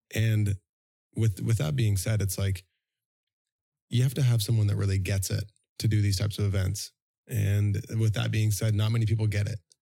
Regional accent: Toronto, Ontario, Canada; moved away as an adult; now in Vancouver, Canada; I'm actually from Toronto, living in Vancouver for eighteen years. Next year is a pivotal year because I lived in Toronto for nineteen.

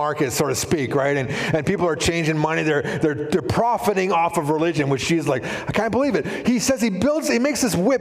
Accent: Shuswap, British Columbia, Canada; I grew up in Shuswap

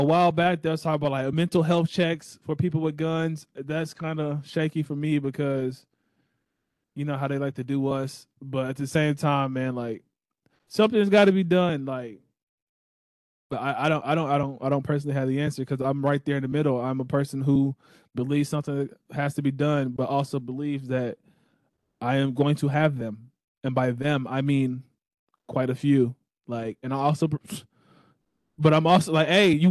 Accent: Texas, United States; I am a Texan through and through

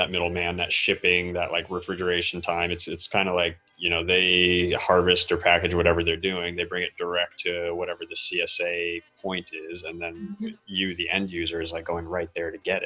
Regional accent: Central Massachusetts, United States; now in San Diego, United States; we grew up in Massachusetts in Central Mass, and that's like tiny little town

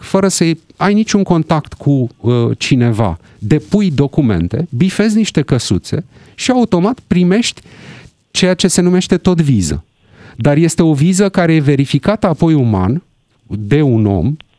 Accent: Romania; noi românii

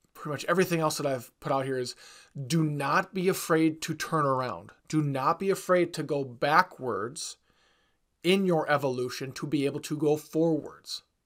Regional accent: Wisconsin, United States; I'm from Wisconsin

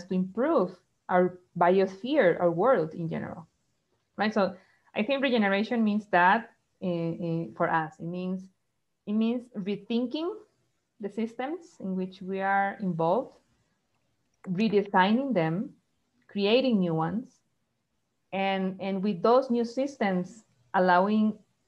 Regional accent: Costa Rica; also born or lived in Brazil; I'm from Costa Rica.

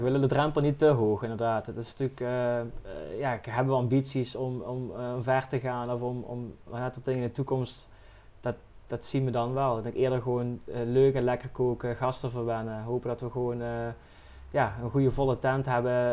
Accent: Valkenburg, Limburg, Netherlands; ik ben zelf uit Valkenburg

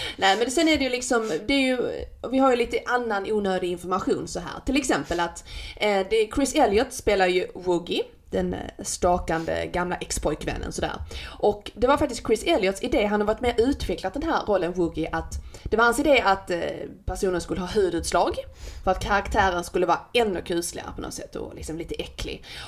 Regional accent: Skåne, Sweden; accent: skånska (not quite); min skånska, men det är inte riktigt skånska

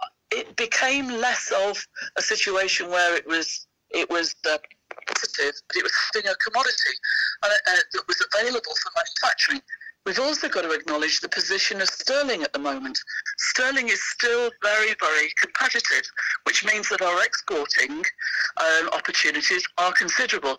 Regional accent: Sheffield, Yorkshire and the Humber, United Kingdom; I come from Sheffield

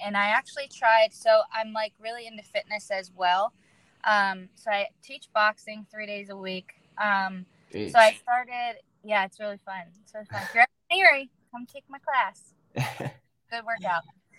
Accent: Erie, Pennsylvania, United States; Yeah, Erie, Pennsylvania.

